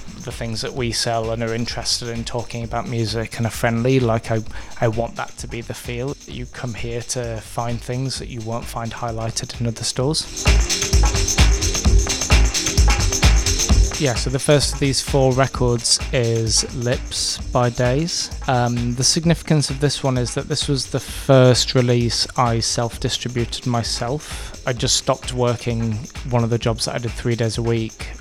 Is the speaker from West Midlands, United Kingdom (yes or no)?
no; Brighouse, Yorkshire and the Humber, United Kingdom; moved away as an adult; now in London, United Kingdom; I'm from Brighouse in West Yorkshire, and I moved to London 9 years ago